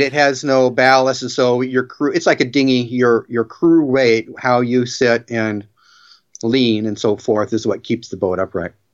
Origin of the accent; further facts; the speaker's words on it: Bremerton, Washington, United States; I grew up where I am again right now in Bremerton, Washington.